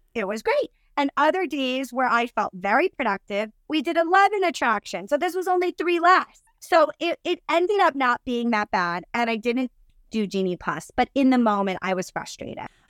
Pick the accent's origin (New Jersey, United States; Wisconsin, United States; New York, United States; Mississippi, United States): New Jersey, United States; I'm from New Jersey and our Italian food's amazing